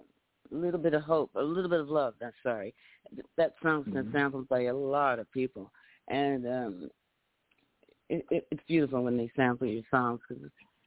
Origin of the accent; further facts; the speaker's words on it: New York City, New York, United States; when I was a kid growing up in Brooklyn